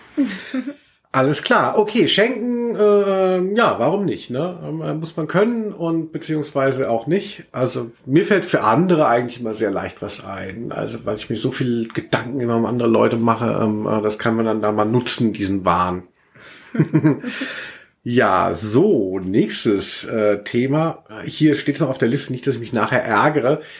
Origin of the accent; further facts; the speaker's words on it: Maintal, Hesse, Germany; meins hieß Hochstadt